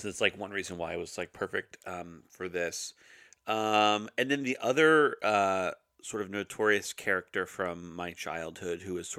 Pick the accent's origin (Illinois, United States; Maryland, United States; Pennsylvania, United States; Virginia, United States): Virginia, United States; Roanoke; Danville, right up the road from where I grew up in Roanoke, Virginia.